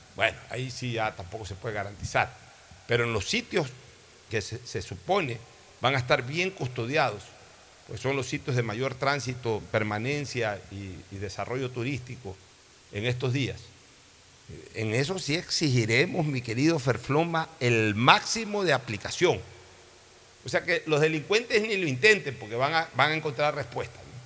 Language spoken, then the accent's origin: Spanish; Guayaquil, Guayas, Ecuador; Yo simplemente soy un guayaquileño